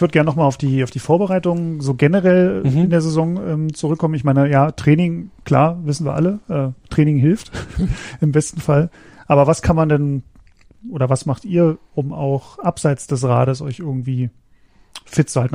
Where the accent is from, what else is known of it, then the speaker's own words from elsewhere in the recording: Berlin, Germany; moved away as an adult; now in Frankfurt, Germany; in meine Heimat also nach meiner äh, Heimatstadt Berlin